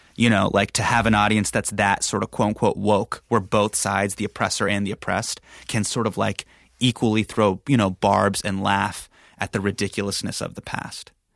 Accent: Sacramento, California, United States; I was starting in my hometown

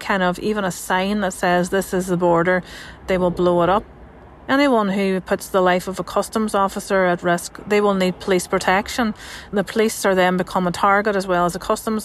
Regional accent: Northern Ireland, United Kingdom; I'm a journalist from Northern Ireland.

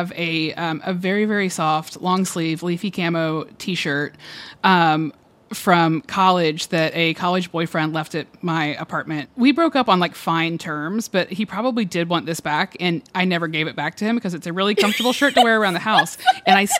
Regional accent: Georgia, United States; I'm from Georgia

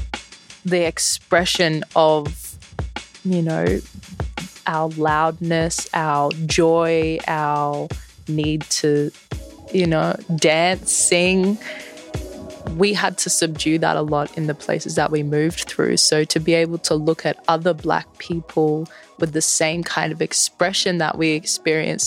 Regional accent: Brisbane, Queensland, Australia; I'm born and raised in Meanjin, 24 years old, Jamaican Aranda heritage.

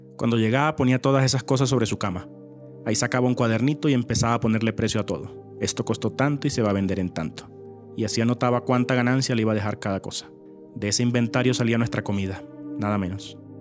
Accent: Venezuela; Yo me siento un poco más venezolano. Será porque soy un poco más joven y nunca viví en Colombia de niño

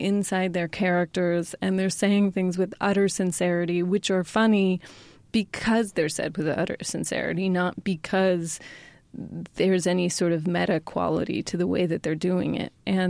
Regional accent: Sacramento, California, United States; Yeah, that's my hometown.

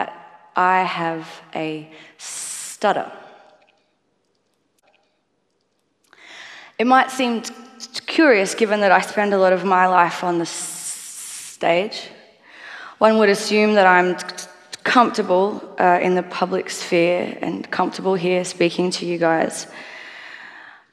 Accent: Australia; I am a musician from Australia.

